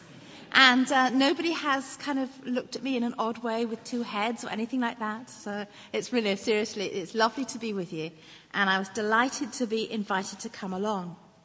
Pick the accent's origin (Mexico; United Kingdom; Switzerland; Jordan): United Kingdom; England; moved away as an adult; now in Northern Ireland, United Kingdom; I was born and brought up in England. I moved over here when I married my husband